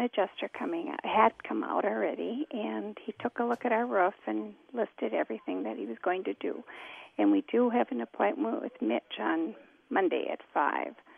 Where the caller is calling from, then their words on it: Blaine, Minnesota, United States; I'm calling from Blaine, which we had a lot of damage.